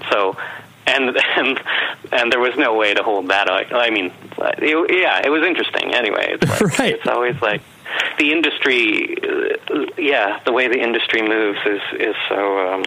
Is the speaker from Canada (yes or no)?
yes; Winnipeg, Manitoba, Canada; So uh, I've been here all my 45 years, and yeah.